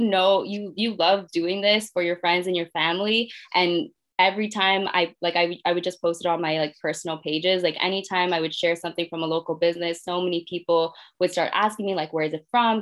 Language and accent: English; Mississauga, Ontario, Canada; I'm from Mississauga